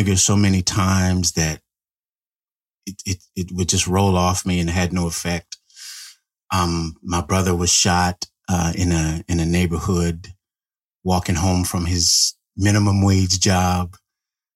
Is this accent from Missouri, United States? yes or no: no; Central California, United States; I grew up in California, Central California